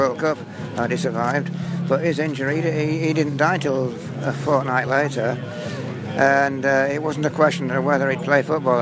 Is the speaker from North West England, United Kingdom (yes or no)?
yes; Blackpool, North West England, United Kingdom; also born or lived in London / Mallorca; now in South of England, United Kingdom; I'm from Blackpool originally, but right. I live down south now